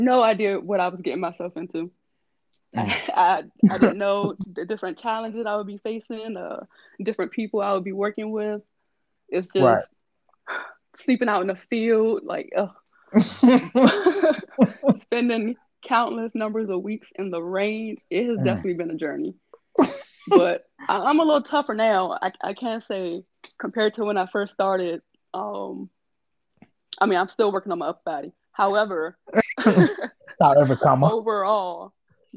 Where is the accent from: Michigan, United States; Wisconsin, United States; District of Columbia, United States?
District of Columbia, United States; Washington; moved away; Born and raised in Washington D.C.